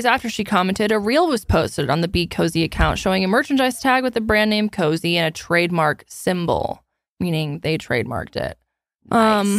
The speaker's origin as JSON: {"language": "English", "country": "Canada", "said": "I'm a Canadian, but the vast majority of my demographic is in the U.S."}